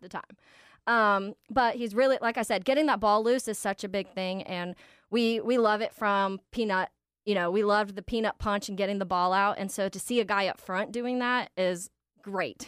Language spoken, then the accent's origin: English; Jacksonville, Florida, United States; I grew up in Jacksonville